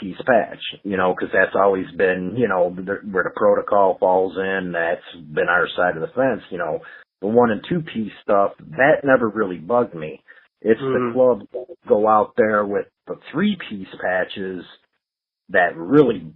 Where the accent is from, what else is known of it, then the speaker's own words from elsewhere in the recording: Chicago, Illinois, United States; my hometown of Chicago